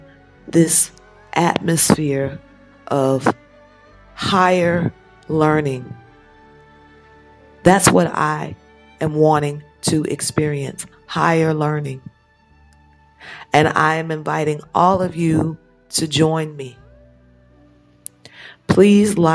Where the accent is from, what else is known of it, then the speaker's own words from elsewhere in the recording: United States; moved away as an adult; also born or lived in Europe; now in Nigeria; I come from America. I've lived in America for the last 40-something years. My parents were in the military. I was born in America, but I spent the first 5 years of my life in Europe before we returned to America.